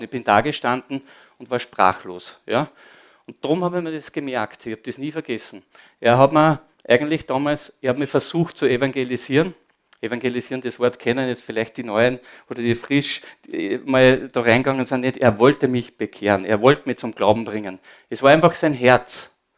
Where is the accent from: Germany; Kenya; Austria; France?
Austria; Upper Austria; also born or lived in Linz; ich bin am Land aufgewachsen